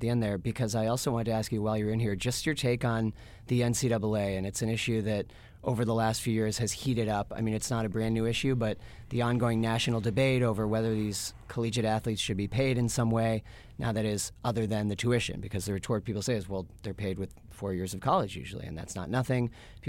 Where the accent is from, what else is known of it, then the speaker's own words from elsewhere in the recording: Boston, Massachusetts, United States; I'm from Boston, so I'm biased.